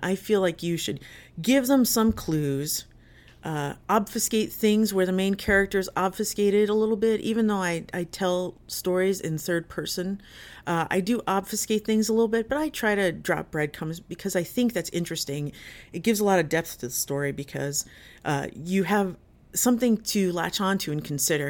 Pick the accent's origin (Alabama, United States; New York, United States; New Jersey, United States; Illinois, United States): New Jersey, United States; Jersey City; I grew up in Jersey City, in New Jersey